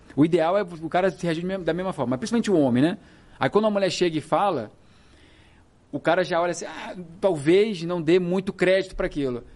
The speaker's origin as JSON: {"language": "Portuguese", "region": "Rio de Janeiro", "country": "Brazil", "said": "eu sou do Rio de Janeiro"}